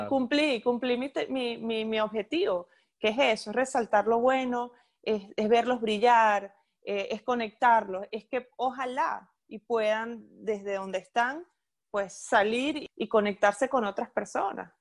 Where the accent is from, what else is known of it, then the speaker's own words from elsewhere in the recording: Ciudad Guayana, Bolívar, Venezuela; moved away; also born or lived in Caracas; soy de Puerto Ordaz, aunque nací en Caracas, soy caraqueña de nacimiento, pero bueno, mi crianza fue toda en Puerto Ordaz